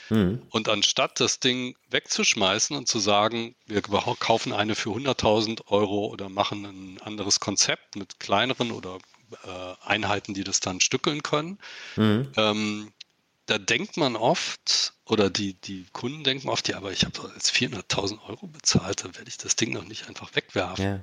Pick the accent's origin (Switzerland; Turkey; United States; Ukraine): United States; born there; mein Vater war bei der Luftwaffe, äh, bei der Deutschen aber, und ich bin in den USA geboren.